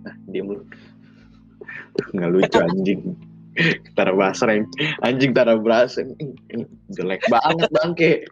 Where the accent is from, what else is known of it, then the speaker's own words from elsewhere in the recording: North Sumatra, Indonesia; pokoknya Jawa lah Jawa kental banget walaupun gue orang Batak biarin sama walaupun nggak boleh ya orang Batak sama orang Jawa nikah